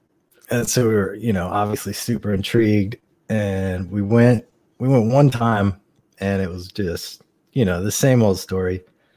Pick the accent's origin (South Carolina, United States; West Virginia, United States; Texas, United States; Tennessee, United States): West Virginia, United States; Huntington; born there; now in North Carolina, United States; Right, I was born in Huntington, West Virginia, and I don't like to tell people that, so I just say North Carolina.